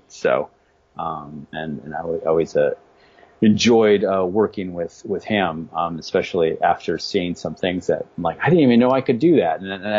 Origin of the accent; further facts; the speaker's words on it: Midwest, United States; I grew up in the Midwest.